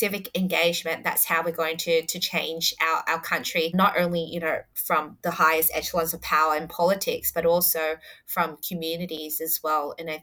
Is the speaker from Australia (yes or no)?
yes; Adelaide, South Australia, Australia; So I was born in Adelaide. Mm. So I wasn't born in the local area in Fowler.